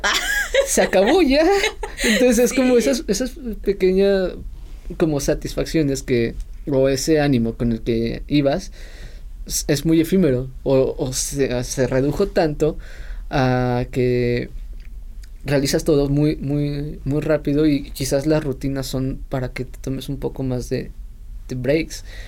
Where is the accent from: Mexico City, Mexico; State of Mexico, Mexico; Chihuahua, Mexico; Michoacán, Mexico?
Mexico City, Mexico; cuando estaba eh, de chiquito viviendo en Ciudad de México